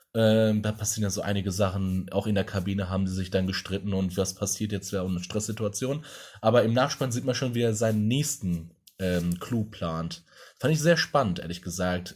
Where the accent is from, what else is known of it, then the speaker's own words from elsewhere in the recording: Essen, North Rhine-Westphalia, Germany; Essen oder da, wo ich aufgewachsen bin